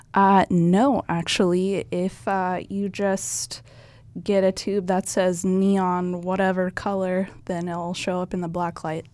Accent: Firth, Nebraska, United States; I actually grew up in Firth, Nebraska. It's just a small town south of Lincoln.

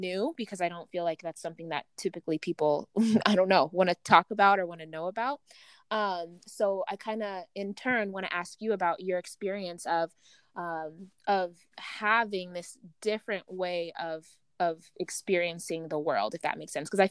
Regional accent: Uganda; I'm from the other side, I'm from the east side, right? I'm from Uganda.

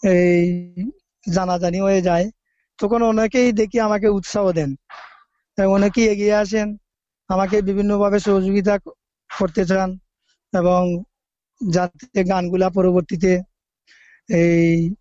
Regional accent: Sreemangal, Sylhet Division, Bangladesh; আমার বাড়ি বাংলাদেশের সিলেট বিভাগের মৌলভীবাজার জেলার শ্রীমঙ্গল উপজেলার রোস্তমপুর গ্রামে

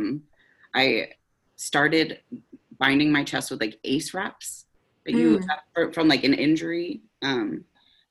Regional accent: Pennsylvania, United States; moved away as an adult; now in Seattle, United States; in 2019, my partner Rose and I moved to Seattle from Pennsylvania. So it was kind of this whole, we got married in 2018 and then moved here. And so we moved across the country away from our families and kind of like the communities we grew up

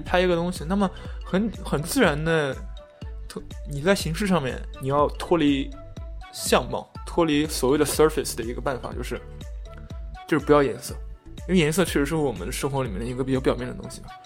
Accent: China; 我作为中国人

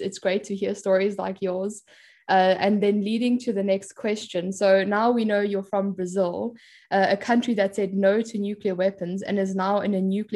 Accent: South Africa; growing up in South Africa that also gave up their nuclear weapons

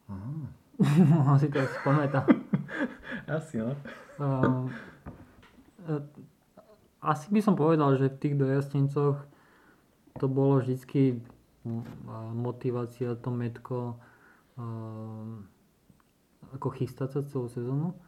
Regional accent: Slovakia; vtedy to len začínala Slovenská republika. Alebo sme nejak Slováci začali hromadne cestovať tým asi do sveta

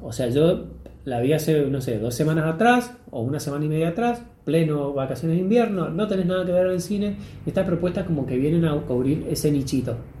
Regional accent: Argentina; ahora estamos en Argentina

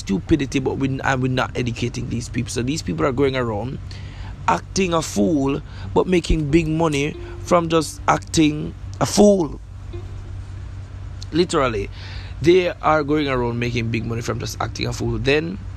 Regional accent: Jamaica; I'm from Jamaica

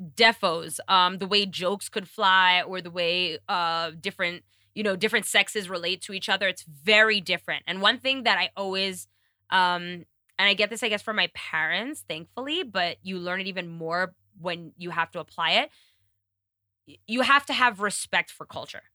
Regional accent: New York, United States; moved away; being a New Yorker

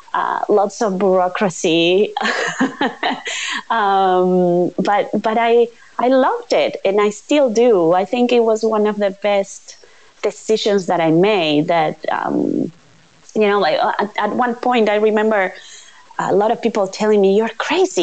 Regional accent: Uruguay; I was born here in Uruguay

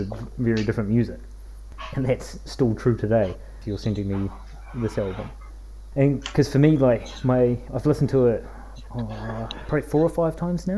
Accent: New Zealand; We have reasonably similar upbringings. You know, from New Zealand, from the countryside

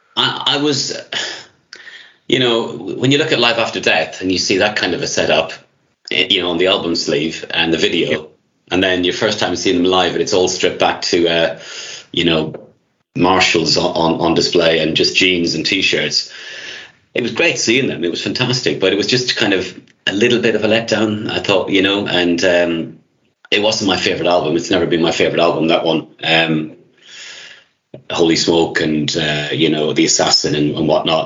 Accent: Ireland; moved away; I'm Irish myself

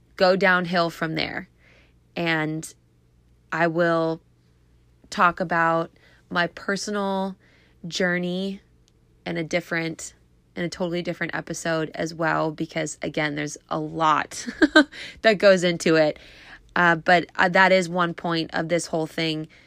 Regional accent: Clearwater, Florida, United States; now in Tampa, United States; I was actually born here. I was born in Clearwater.

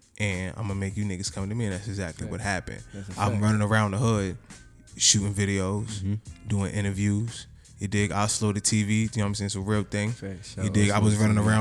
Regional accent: New York City, New York, United States; I'm coming from Queens.

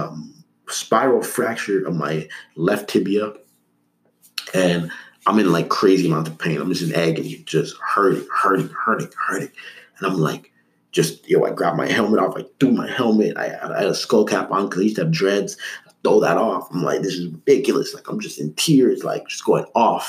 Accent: Toronto, Ontario, Canada; also born or lived in Markham; I grew up, like when I was really young, I grew up in Toronto. But once I was 10 years old, my parents, so the year 2000, we moved up to Markham, which was a suburb

